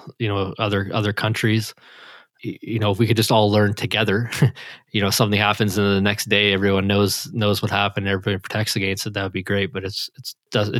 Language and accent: English; Canada; I'm Canadian